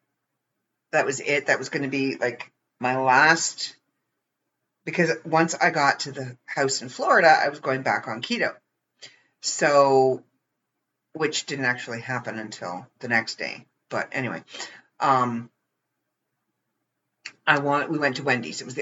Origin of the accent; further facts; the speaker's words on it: Ontario, Canada; I'm from Ontario, Canada.